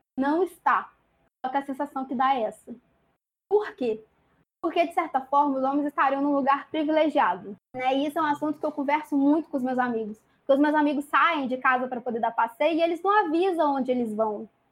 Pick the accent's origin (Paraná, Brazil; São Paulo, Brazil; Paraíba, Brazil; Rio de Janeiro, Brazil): Rio de Janeiro, Brazil; Volta Redonda; tenho 21 anos, sou de Volta Redonda.